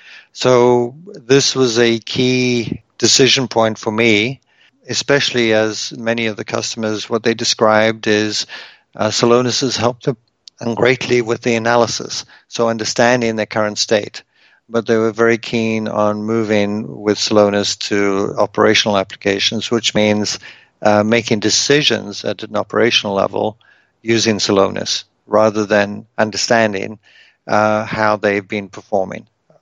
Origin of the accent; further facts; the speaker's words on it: South Africa; moved away as an adult; now in Canada; My wife is from Germany. I'm originally from South Africa, and we met in the US.